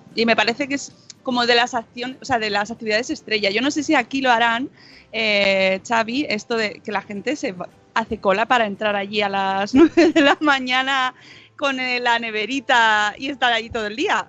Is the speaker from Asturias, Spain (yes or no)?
no; Catalonia, Spain; accent: Catalan; mi super acento catalán